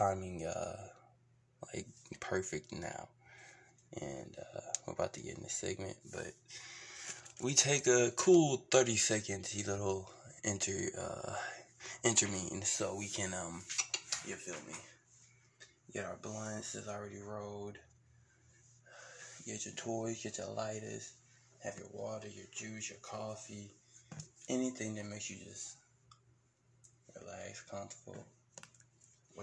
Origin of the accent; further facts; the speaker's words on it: Beaumont, Texas, United States; where I come from is, I was born in Beaumont, Texas, west side, Beaumont. Really came from the mud